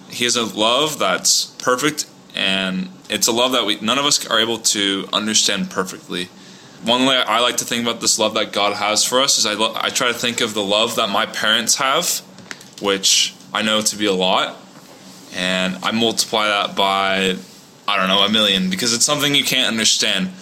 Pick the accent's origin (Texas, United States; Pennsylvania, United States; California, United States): California, United States; Orange County, Southern; moved away as an adult; also born or lived in Provo, Utah; now in Houston, United States; I grew up in Southern California in Orange County for all my life.